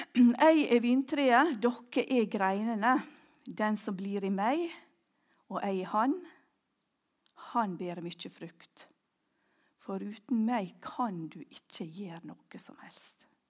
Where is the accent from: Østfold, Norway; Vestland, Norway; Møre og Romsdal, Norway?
Møre og Romsdal, Norway; Ulsteinvik; also born or lived in Orre, Klepp; now in Klepp, Norway; hjemme i Ulsteinvik